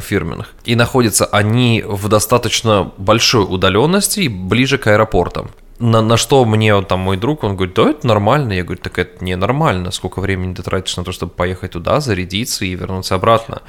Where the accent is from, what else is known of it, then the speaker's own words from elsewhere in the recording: Samara, Samara Oblast, Russia; moved away as an adult; also born or lived in New York, United States; now in Austin, United States; я рос и жил в Самаре всю свою сознательную жизнь